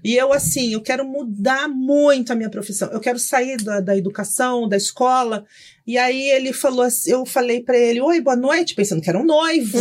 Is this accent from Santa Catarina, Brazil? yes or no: no; São Paulo, Brazil; Eu sou, nasci em Itaquera